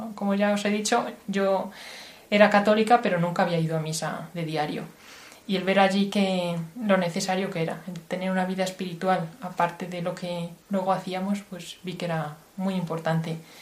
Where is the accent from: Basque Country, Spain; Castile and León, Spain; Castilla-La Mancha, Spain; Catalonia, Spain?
Castile and León, Spain; Salamanca; moved away as an adult; now in Washington, United States; Yo nací en Salamanca, en una tierra castellana, pero ahora, desde hace algunos años, estoy viviendo en Washington